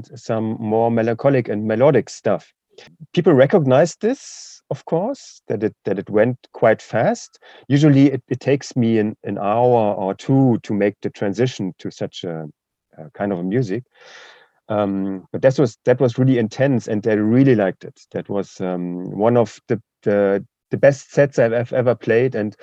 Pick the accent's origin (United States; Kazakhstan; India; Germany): Germany; eastern Germany; English is a second language; So I'm from Eastern Germany